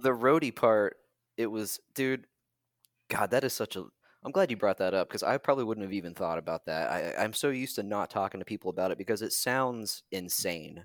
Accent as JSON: {"language": "English", "town": "Parkersburg", "region": "West Virginia", "country": "United States", "tie": "born or raised there", "also_born_or_lived": "Atlanta, Georgia", "moved": "as an adult", "said": "my hometown, Parkersburg, West Virginia"}